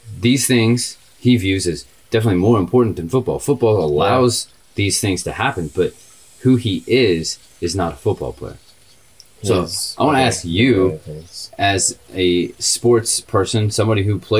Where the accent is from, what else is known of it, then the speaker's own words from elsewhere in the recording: Indianapolis, Indiana, United States; now in Texas, United States; we're just a couple guys in Texas that are, from Indiana, love the Colts